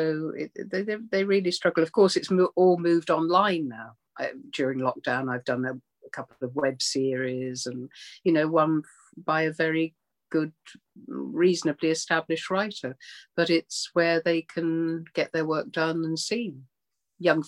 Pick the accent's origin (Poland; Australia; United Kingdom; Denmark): United Kingdom; Birmingham, West Midlands; moved away; I grew up in Birmingham to begin with. And then we moved out to a small town